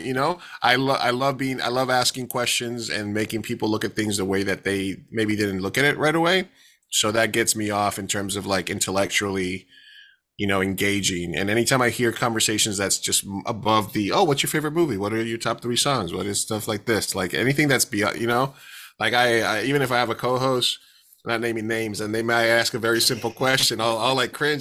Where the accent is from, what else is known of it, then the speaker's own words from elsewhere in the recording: New York, United States; now in San Diego, United States; I'm from New York, uh, originally, but I've been in San Diego for, like, twenty-plus years